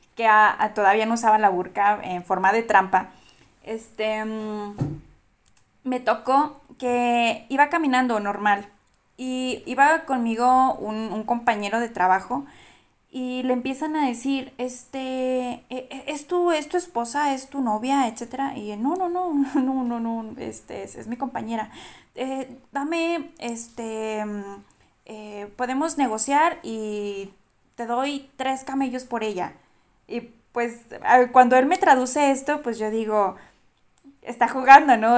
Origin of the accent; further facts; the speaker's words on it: Durango, Mexico; yo soy de Durango, yo soy de Durango